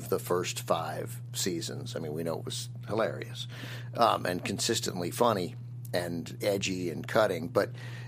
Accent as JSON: {"language": "English", "town": "Washington", "region": "District of Columbia", "country": "United States", "tie": "born or raised there", "said": "I grew up in Washington, D.C."}